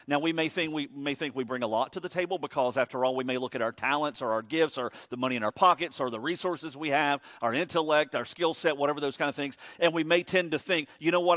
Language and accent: English; Savannah, Georgia, United States; I was born and raised in Savannah.